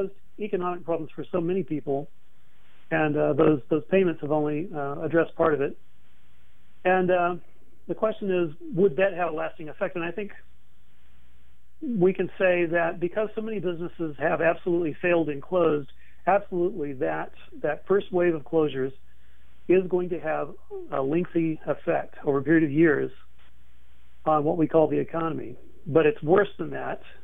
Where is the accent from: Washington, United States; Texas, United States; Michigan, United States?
Texas, United States; moved away; I came from Texas.